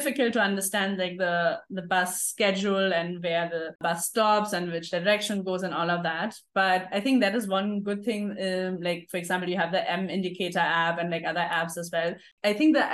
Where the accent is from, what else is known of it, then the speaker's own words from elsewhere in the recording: Germany; now in Mumbai, India; I traveled back to Germany